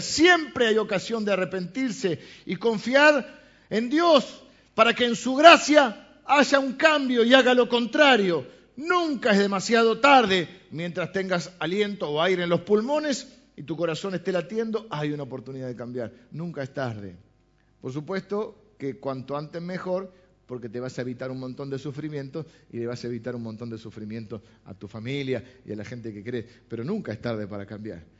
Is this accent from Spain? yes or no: no; Argentina; nuestra idiosincrasia como argentinos